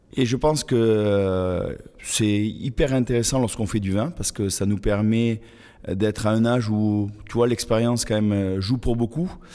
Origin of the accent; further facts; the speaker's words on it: Toulouse, Occitania, France; moved away as an adult; j'ai commencé mes études eh toujours dans ma ville natale à Toulouse